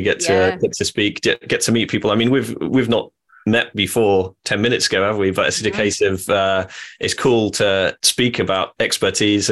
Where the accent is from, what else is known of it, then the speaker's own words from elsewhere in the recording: Norwich, East of England, United Kingdom; I am from Norwich